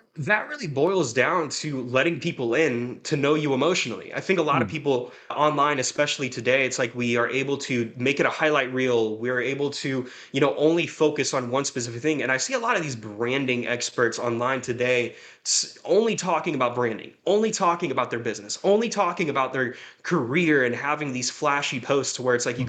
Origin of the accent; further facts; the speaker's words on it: Jacksonville, Florida, United States; moved away; also born or lived in Bakersfield, California; I'm originally from Jacksonville, Florida